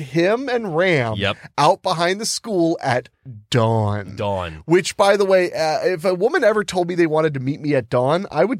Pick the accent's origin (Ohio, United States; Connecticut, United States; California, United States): Ohio, United States; Look, I'm from Ohio. We have cities. We have big cities.